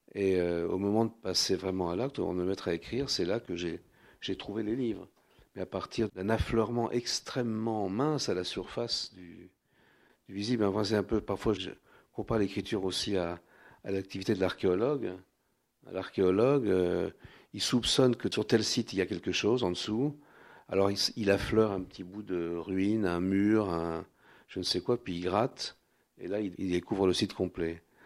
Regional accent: Paris, Île-de-France, France; accent: Parisian; je suis né à Paris, mais dans une famille où euh, l'Europe centrale était éminemment présente

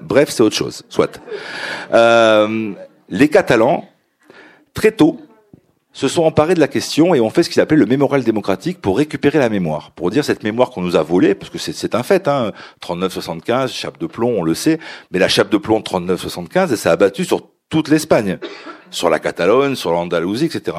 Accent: France; je suis, je suis français, j'ai un des papiers français

